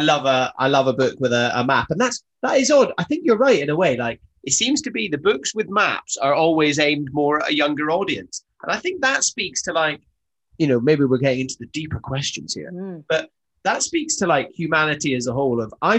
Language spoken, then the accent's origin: English; the Highlands of Scotland, United Kingdom; I grew up in the Highlands of Scotland